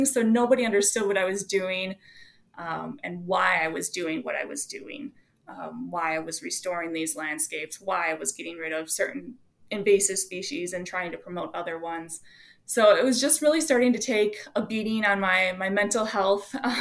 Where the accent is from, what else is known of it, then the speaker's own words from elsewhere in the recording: Wisconsin, United States; also born or lived in Milwaukee; I grew up in Wisconsin on a rural town, country farm.